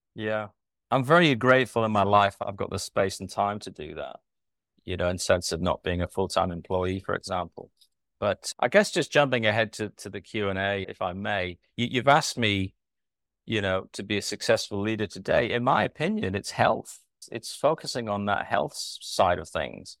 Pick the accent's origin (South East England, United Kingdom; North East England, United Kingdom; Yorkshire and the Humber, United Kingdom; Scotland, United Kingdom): North East England, United Kingdom; moved away as an adult; now in Christchurch, New Zealand; born and raised in Britain in the northeast of England. Emigrated in two thousand three to come over here